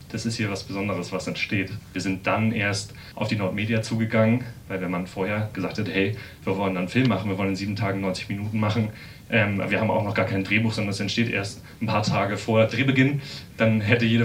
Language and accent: German; Vienna, Austria; now in Hannover, Germany; Ja, wieder Marcel komme ich aus Wien. Und wieder Marcel äh, bin ich tatsächlich auch in Hannover am, am äh, Schauspiel Hannover engagiert.